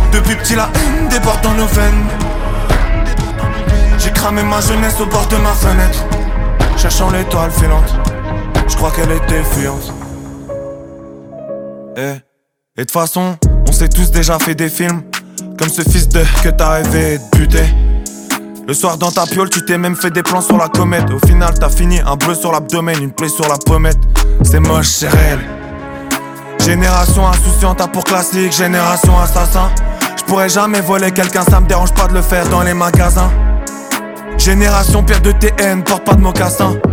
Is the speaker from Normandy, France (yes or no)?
no; Roubaix, Hauts-de-France, France; accent: northern French; J'ai l'accent du nord de la France, Roubaix, ma provenance, ma ville, mon quartier, mon boulevard, à deux pas de la Belgique de Poulvord, percé par les sirènes d'ambulance. J'ai grandi en face d'un hôpital